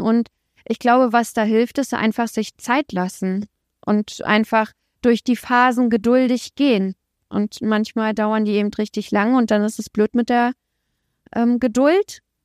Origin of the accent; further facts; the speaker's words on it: Templin, Brandenburg, Germany; Ich bin in Templin geboren, das ist so eine Kleinstadt in der Uckermark in Brandenburg